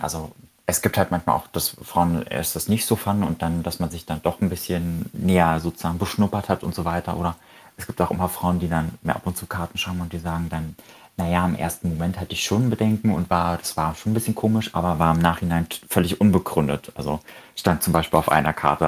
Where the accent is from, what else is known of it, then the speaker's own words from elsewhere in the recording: Germany; also born or lived in Berlin; bei uns in Deutschland